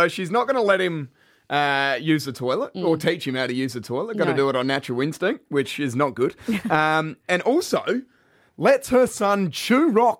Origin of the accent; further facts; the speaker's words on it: Adelaide Hills, South Australia, Australia; I was about 2 or 3 years old and, you know, growing up in the Adelaide Hills